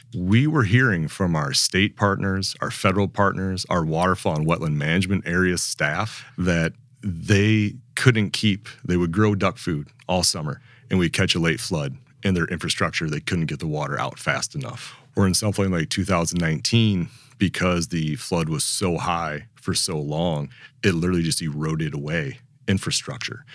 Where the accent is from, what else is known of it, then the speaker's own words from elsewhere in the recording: Upper Midwest, United States; moved away as an adult; also born or lived in North Dakota / South Dakota; I grew up on the Mississippi River